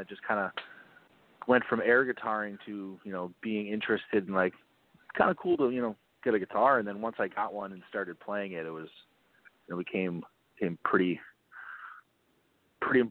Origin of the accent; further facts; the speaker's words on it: Maine, United States; moved away as an adult; now in Orlando, United States; I grew up in Maine. I moved down to Orlando to go to college